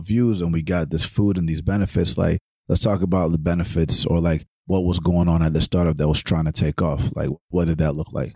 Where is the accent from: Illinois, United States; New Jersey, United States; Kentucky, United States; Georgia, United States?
Georgia, United States; Atlanta; growing up in Atlanta